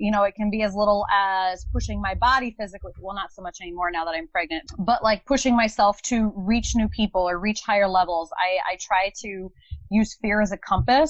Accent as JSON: {"language": "English", "region": "Northwest Iowa", "country": "United States", "tie": "born or raised there", "also_born_or_lived": "Minneapolis, Minnesota / Farmington, Minnesota", "said": "I was actually born in Minneapolis. I grew up in a small town outside of Minneapolis called Farmington. I lived there until I was about 8 years old, and then I moved to Northwest Iowa. So I've been in the Midwest ever since"}